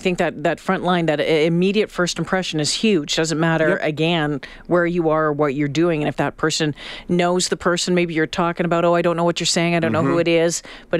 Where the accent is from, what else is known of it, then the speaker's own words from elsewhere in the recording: near Toronto, Ontario, Canada; now in Edmonton, Canada; I spent a lot of time growing up near Toronto